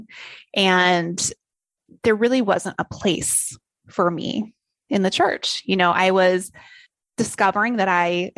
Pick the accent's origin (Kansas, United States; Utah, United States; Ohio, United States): Utah, United States; Salt Lake City; I'm one of five kids born in Salt Lake City, you know, so pretty Mormon